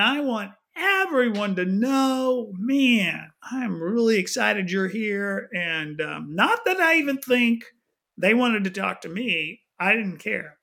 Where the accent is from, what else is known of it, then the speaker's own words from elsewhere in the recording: Houston, Texas, United States; moved away as an adult; also born or lived in Austin, Texas / overseas; now in The Woodlands, United States; I grew up in Houston